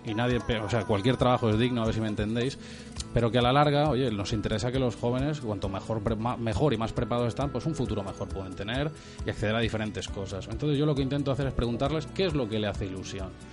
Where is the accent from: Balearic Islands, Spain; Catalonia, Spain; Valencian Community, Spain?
Balearic Islands, Spain; Magaluf; yo soy de Magaluf de toda la vida